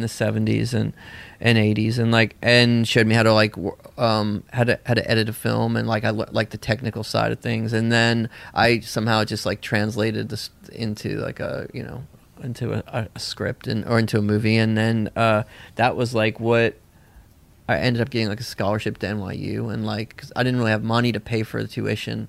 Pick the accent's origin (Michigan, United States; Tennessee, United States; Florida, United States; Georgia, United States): Tennessee, United States; Nashville; also born or lived in Bolinas, California; I grew up in a commune in Tennessee.